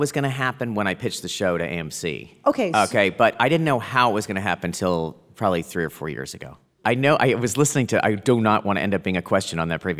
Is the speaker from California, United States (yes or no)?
no; Plano, Texas, United States; But short. I'm from Plano.